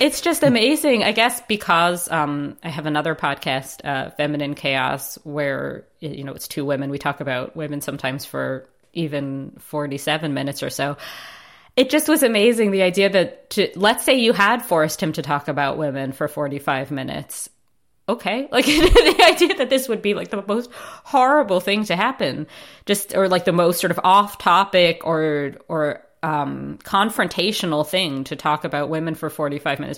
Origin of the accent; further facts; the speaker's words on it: United States; being an American Jew